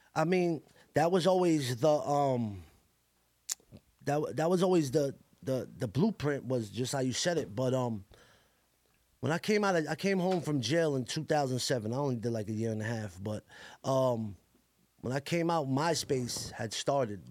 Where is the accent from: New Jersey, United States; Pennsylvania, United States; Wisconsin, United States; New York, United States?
New York, United States; New York City; also born or lived in Staten Island; I grew up in Coney Island my whole life